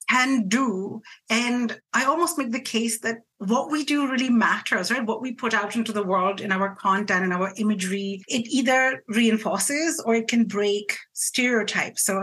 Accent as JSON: {"language": "English", "country": "India", "said": "I'm Indian, I'm not Greek"}